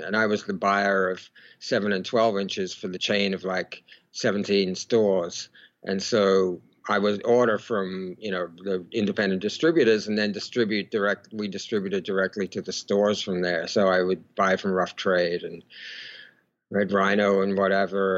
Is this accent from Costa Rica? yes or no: no; Melbourne, Victoria, Australia; I was born in in Melbourne, Australia